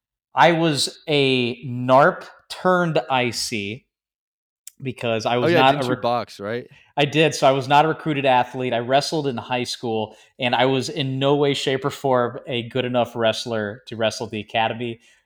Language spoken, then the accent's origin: English; Georgia, United States; also born or lived in Florida / Tennessee / Maryland / South Carolina; So I grew up in Florida, Tennessee, Maryland, South Carolina, and Georgia, which I consider my home state from the majority of my childhood was spent there.